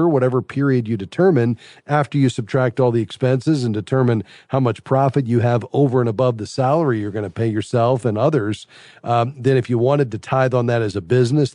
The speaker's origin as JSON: {"language": "English", "town": "Fort Lauderdale", "region": "Florida", "country": "United States", "tie": "born or raised there", "said": "my hometown, Fort Lauderdale, Florida"}